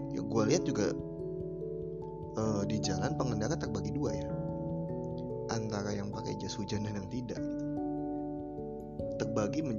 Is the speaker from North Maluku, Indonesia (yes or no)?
no; Depok, West Java, Indonesia; Di kota gua di Depok kan akhir-akhir ini cuacanya lagi lagi sulit ditebak